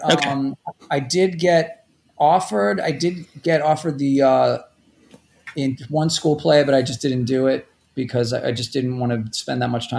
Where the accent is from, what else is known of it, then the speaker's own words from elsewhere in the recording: Rockaway Beach, New York, United States; although for the most part, I grew up in Rockaway Beach, which is kind of like on the edge of Queens.